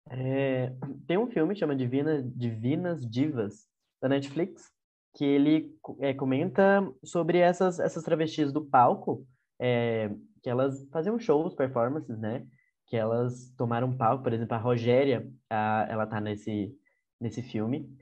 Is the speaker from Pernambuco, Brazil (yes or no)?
no; Goiânia, Goiás, Brazil; eu sou de Goiânia